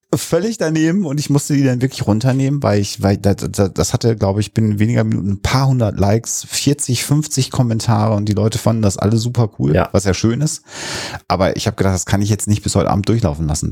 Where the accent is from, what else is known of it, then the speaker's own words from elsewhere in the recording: Minden, North Rhine-Westphalia, Germany; moved away; In 94 war ich aber noch in meiner Heimatstadt